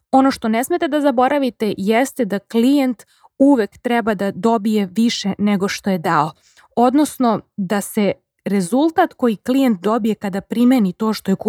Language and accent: Croatian; Serbia; kod nas u Srbiji